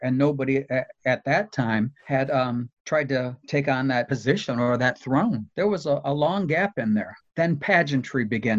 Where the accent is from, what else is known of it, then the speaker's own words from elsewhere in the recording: River Rouge, Michigan, United States; also born or lived in Trenton, Michigan / Las Vegas; now in Detroit, United States; I was born in Trenton, Michigan. I grew up in River Rouge, Michigan, which was truly middle class, if not lower.